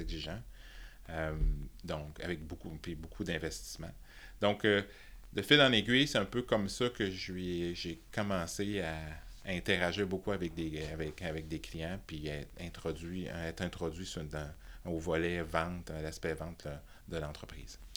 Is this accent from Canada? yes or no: yes; Thetford Mines, Quebec, Canada; also born or lived in Toronto; Je suis né à Toronto, et, mais ah, j'ai été, élevé à, Tetford Mines de toutes les places